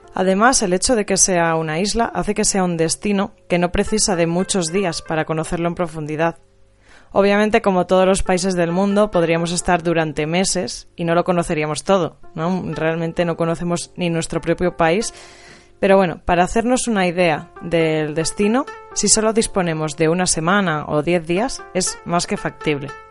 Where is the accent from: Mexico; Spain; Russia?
Spain; era de España